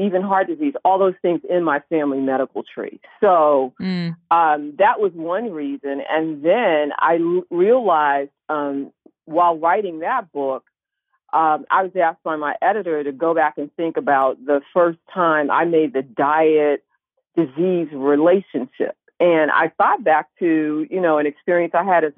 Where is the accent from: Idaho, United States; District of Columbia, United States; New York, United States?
District of Columbia, United States; Washington; I grew up in Washington, D.C. when it was Chocolate City